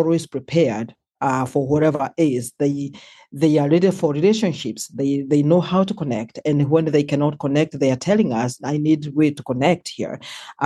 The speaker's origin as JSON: {"language": "English", "country": "Kenya", "tie": "born or raised there", "moved": "as an adult", "said": "I was born and raised in Kenya"}